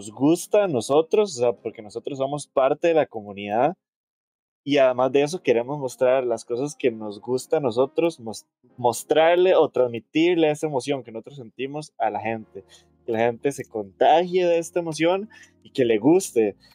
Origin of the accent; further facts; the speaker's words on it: Limón, Costa Rica; no me di cuenta que en mi pueblo